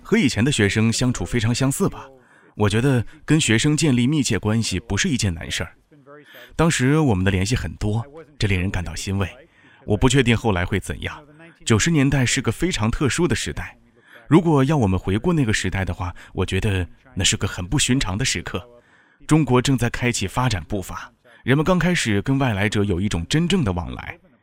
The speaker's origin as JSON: {"language": "Chinese", "country": "United States", "also_born_or_lived": "Egypt", "moved": "as an adult", "lives_now": "Chengdu, China", "said": "我们来自美国"}